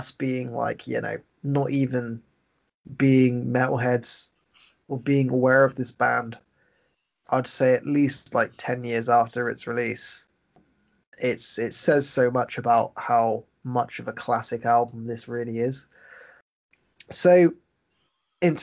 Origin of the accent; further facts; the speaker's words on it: England, United Kingdom; I'm just an English guy